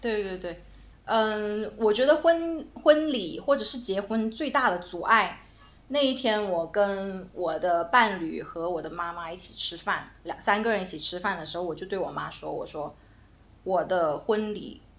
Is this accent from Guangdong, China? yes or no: yes; Guangdong, China; moved away; also born or lived in Beijing; 我是广东人